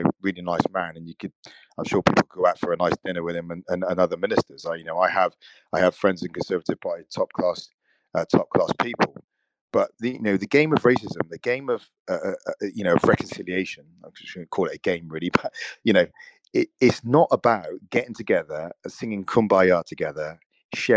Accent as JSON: {"language": "English", "country": "United Kingdom", "tie": "born or raised there", "said": "I'm born in this country. I have a British passport"}